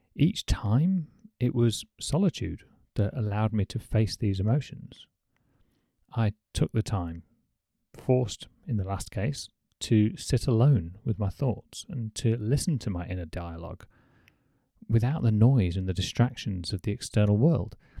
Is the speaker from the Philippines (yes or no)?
no; United Kingdom; as a Brit